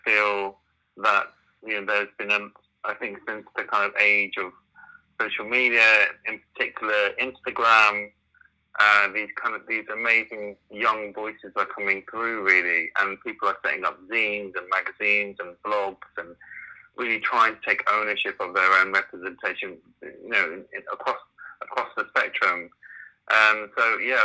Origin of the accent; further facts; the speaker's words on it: United Kingdom; I'm British Asian